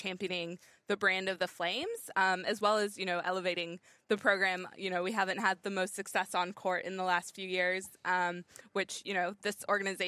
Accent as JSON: {"language": "English", "area": "Bay Area", "region": "California", "country": "United States", "tie": "born or raised there", "moved": "as an adult", "lives_now": "Sydney, Australia", "said": "I grew up in the Bay Area"}